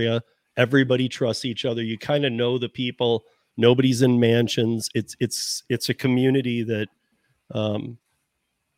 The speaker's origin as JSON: {"language": "English", "region": "Michigan", "country": "United States", "tie": "born or raised there", "said": "growing up in Michigan"}